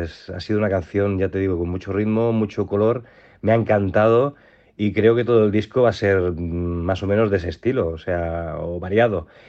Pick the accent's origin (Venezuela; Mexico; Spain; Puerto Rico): Spain; Sabadell, Catalonia; por ser de Sabadell como, como yo